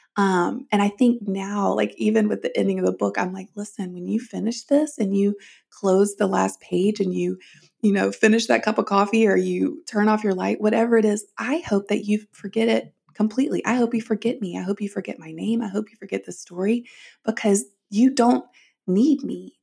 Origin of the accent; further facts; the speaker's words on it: the South, United States; I grew up in the South and in the church